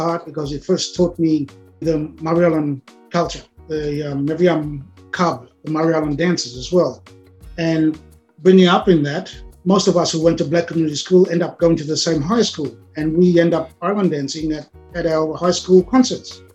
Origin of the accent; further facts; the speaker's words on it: Australia; helped us, future generations, to being raised here on the mainland